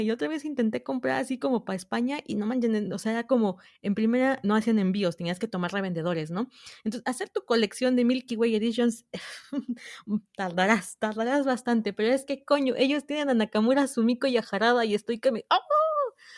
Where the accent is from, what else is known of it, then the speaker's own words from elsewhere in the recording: southern Mexico, Mexico; Soy mexicana Vivo en México, al sur de México